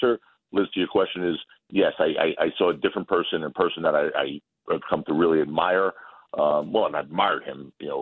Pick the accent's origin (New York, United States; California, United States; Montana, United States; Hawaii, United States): New York, United States; I'm a New Yorker.